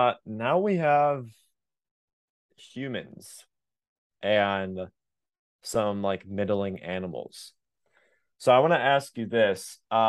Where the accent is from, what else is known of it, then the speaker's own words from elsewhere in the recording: Texas, United States; Because we're from Texas.